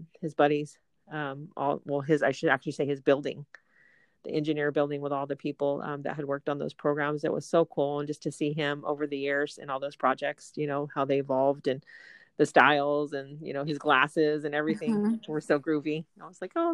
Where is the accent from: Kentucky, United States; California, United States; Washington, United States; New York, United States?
California, United States; Southern; growing up in Southern California